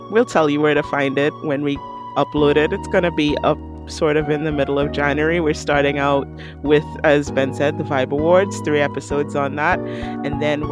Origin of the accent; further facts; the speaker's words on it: Trinidad & Tobago; I'm from Trinidad and Tobago.